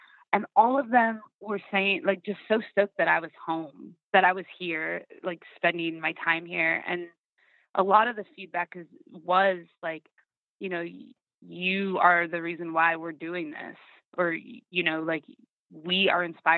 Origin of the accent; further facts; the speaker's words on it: Sacramento, California, United States; moved away; I'm in Sacramento, like I was saying, and it's my hometown, and it's where I grew up and really taught myself how to sing and perform